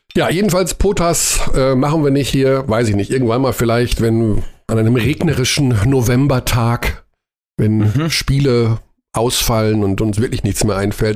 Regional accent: Germany; als wir Deutschen

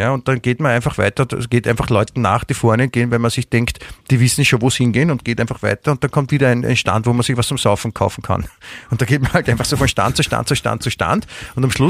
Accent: Klosterneuburg, Lower Austria, Austria; Ich, ich bin ja, ich bin ja äh, in, in Klosterneuburg groß geworden.

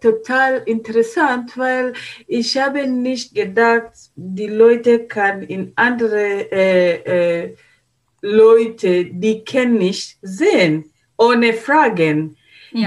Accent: Tanzania; German is a second language; moved away as an adult; now in Germany; woher kommen wir, kommen wir aus Tansania

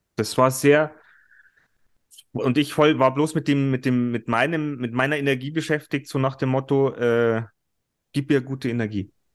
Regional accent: Germany; bei uns in Deutschland

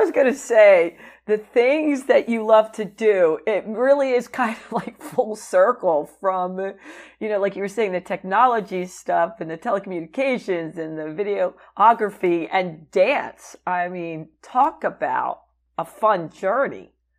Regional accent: New Jersey, United States; I grew up in New Jersey.

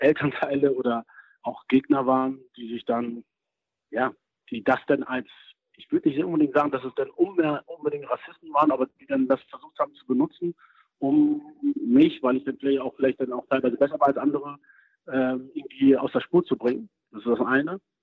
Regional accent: Germany; ich bin in Deutschland äh, aufgewachsen, geboren

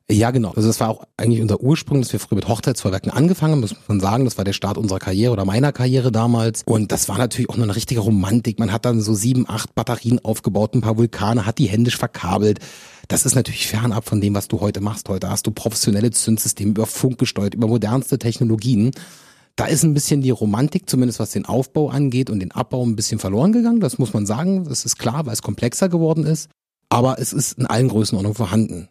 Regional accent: Germany; als Deutsche

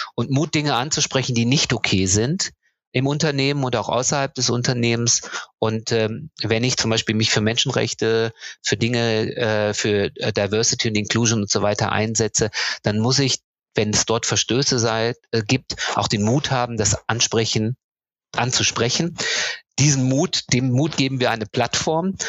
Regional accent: North Rhine-Westphalia, Germany; Geboren und aufgewachsen bin ich in Ostwestfalen.

